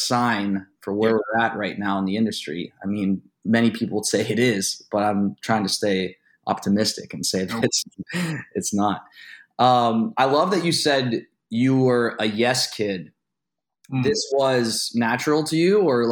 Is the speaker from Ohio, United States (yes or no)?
yes; Youngstown, Ohio, United States; I'm from Youngstown, so I'm very familiar with Pittsburgh.